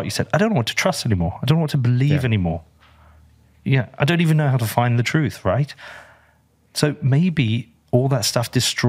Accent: Bedford, East of England, United Kingdom; you've come here to my hometown.

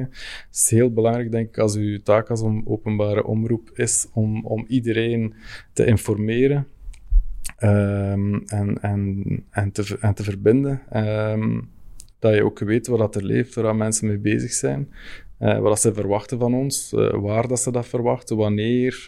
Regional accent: Fleming, Flanders, Belgium; als Vlaming

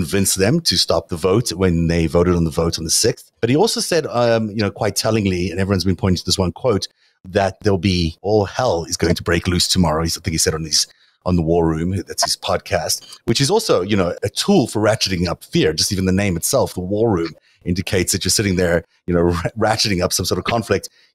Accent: South Africa; moved away; I grew up in South Africa, so I have a good idea of what it's like to grow up in a fascist country

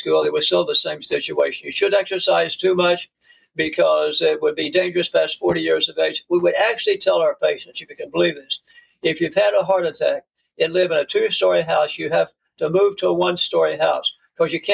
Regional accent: Oklahoma City, Oklahoma, United States; I was born and raised in Oklahoma City

